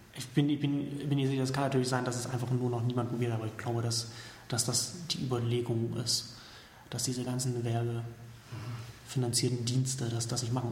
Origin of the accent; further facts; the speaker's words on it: Saxony, Germany; now in Berlin, Germany; aus meiner Heimat